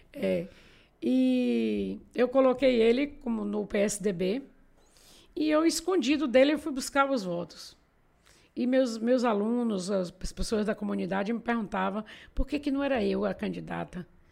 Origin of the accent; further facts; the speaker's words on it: Castro Alves, Bahia, Brazil; moved away as an adult; now in Feira de Santana, Brazil; eu vim para Feira de Santana com 18 anos. Eu sou castrovense.